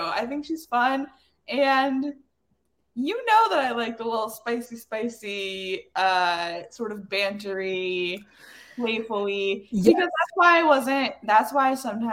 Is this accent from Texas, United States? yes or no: no; Indiana, United States; I'm from Indiana